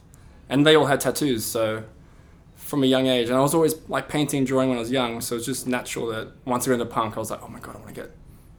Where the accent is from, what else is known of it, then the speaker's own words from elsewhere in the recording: Sydney, New South Wales, Australia; moved away as an adult; also born or lived in Essex; now in London, United Kingdom; I'm a tattooer from Sydney, Australia, and I currently live and work in London.